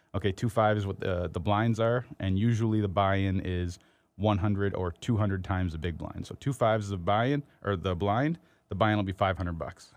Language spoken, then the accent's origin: English; Windsor, Ontario, Canada; I grew up in Windsor